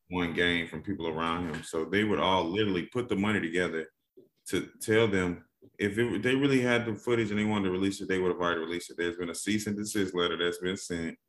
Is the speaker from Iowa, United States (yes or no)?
no; Atlanta, Georgia, United States; I'm from Atlanta